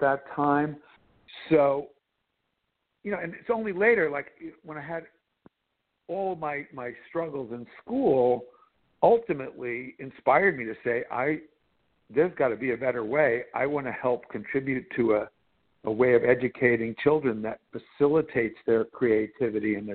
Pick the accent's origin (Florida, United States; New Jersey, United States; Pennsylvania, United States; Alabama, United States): New Jersey, United States; I was growing up in New Jersey